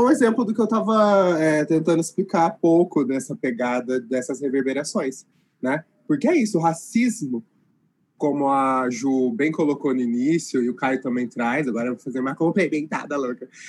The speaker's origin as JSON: {"language": "Portuguese", "region": "interior of São Paulo", "country": "Brazil", "moved": "as an adult", "lives_now": "Londrina, Brazil", "said": "Ah, sou do interior de São Paulo, mas moro em Londrina faz uns oito anos."}